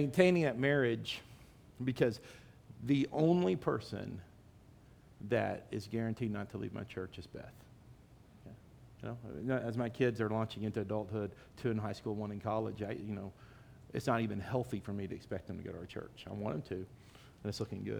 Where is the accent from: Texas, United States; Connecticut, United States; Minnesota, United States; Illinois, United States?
Texas, United States; Dallas; I'm from Dallas.